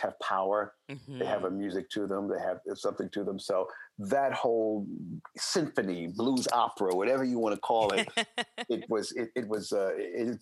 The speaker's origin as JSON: {"language": "English", "town": "New York City", "region": "New York", "country": "United States", "tie": "born or raised there", "moved": "yes", "said": "I'm a native New Yorker, born and raised"}